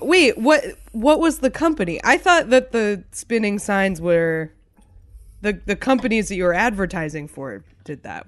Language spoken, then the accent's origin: English; New Hampshire, United States; growing up in New Hampshire, Raymond was, like, a punchline